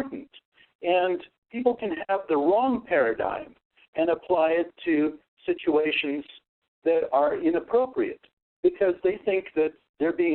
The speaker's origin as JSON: {"language": "English", "country": "United States", "tie": "born or raised there", "first_language": "Russian", "second_language": "English", "said": "My first language that I learned to speak was Russian. And by the time that I was 5, I was fluent in Russian, and my parents moved to the United States"}